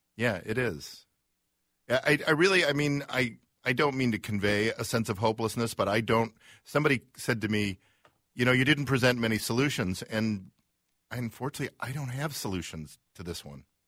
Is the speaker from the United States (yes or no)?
yes; Chicago, Illinois, United States; now in Minneapolis, United States; we're from Chicago